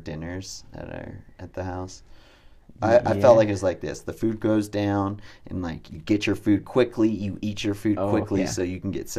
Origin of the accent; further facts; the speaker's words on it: Big Bear, California, United States; So like we would in Big Bear, where we grew up in Southern California